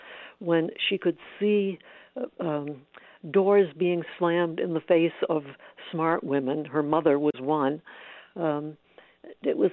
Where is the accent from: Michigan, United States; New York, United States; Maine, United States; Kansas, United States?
Maine, United States; I grew up in Maine